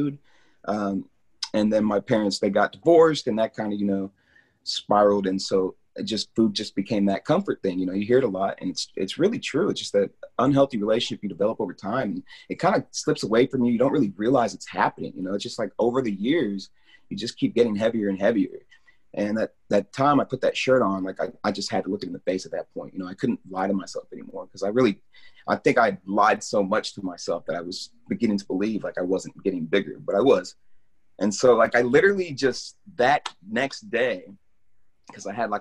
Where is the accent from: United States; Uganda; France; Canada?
United States; Lawrence, Kansas; also born or lived in Topeka, Kansas / Lenexa, Kansas; I pretty much grew up here my whole life. I was born in Kansas City, Missouri, and moved to Topeka briefly. But I've been in Lawrence since I was about 8 years old, off and on